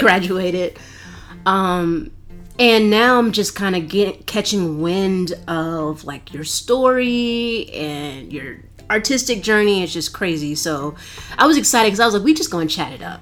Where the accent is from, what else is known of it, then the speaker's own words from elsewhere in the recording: Baltimore, Maryland, United States; I grew up in Baltimore. I grew up in a black neighborhood